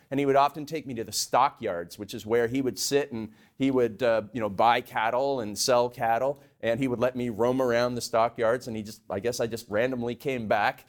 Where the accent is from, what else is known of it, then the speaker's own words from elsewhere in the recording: Canada; I grew up in Canada. We had a beef cattle ranch.